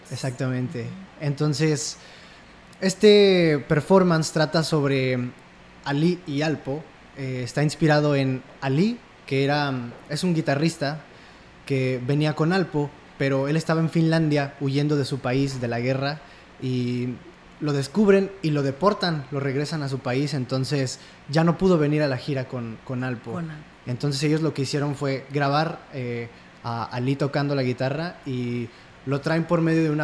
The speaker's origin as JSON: {"language": "Spanish", "region": "San Luis Potosí", "country": "Mexico", "tie": "born or raised there", "also_born_or_lived": "Ciudad Valles", "said": "Sí, yo nací en San Luis."}